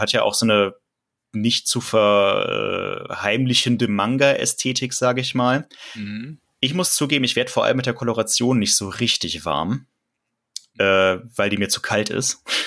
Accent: Cologne, North Rhine-Westphalia, Germany; ich komme ja gebürtig aus Köln tatsächlich und kenne die Stadt ein bisschen

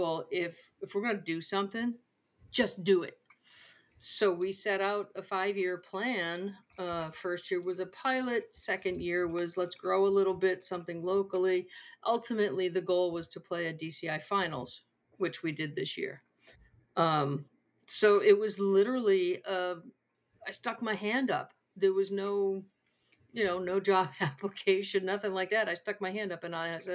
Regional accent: Massachusetts, United States; moved away as an adult; also born or lived in Wyoming; would actually travel to Massachusetts and they would stay in my hometown

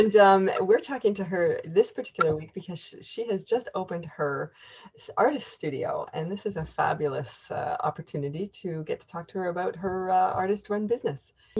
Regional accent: Canada; I am unapologetically Canadian.

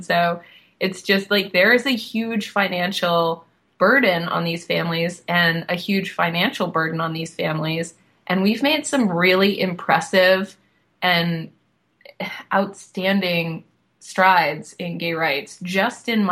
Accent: Boston, Massachusetts, United States; now in South Florida, United States; where I'm from, I live in South Florida now, but I am from Boston.

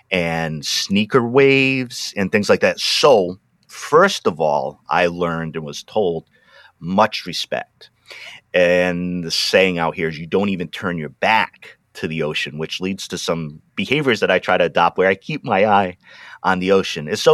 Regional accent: New England, United States; growing up on the East Coast up in New England, you know, you can swim in the water for I don't know how long.

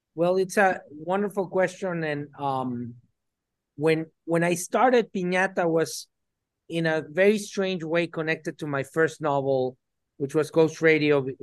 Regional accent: Mexico City, Mexico; I was born in Mexico City

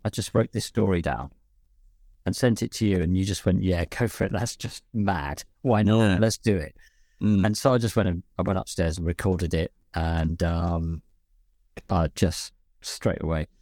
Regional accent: London, United Kingdom; accent: West London, London twang; my normal accent, which is kind of a bit West London

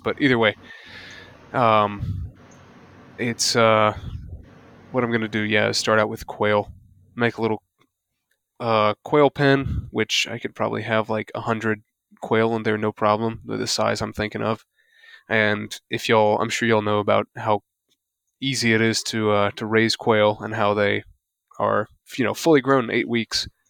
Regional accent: the South, United States; I'm from the South.

